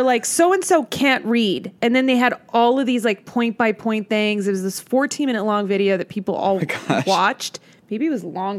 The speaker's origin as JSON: {"language": "English", "town": "Montebello", "region": "California", "country": "United States", "tie": "born or raised there", "also_born_or_lived": "Los Angeles", "said": "I was born in a little town called, not little, but Montebello."}